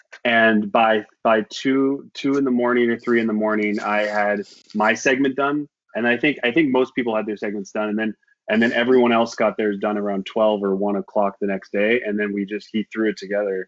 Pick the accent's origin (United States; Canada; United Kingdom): Canada; moved away; I'm a Canadian. I moved here a long time ago